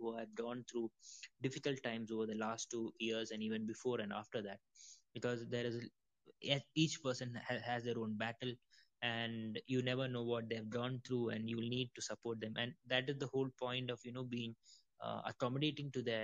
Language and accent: English; India; also born or lived in Middle East; I'm from India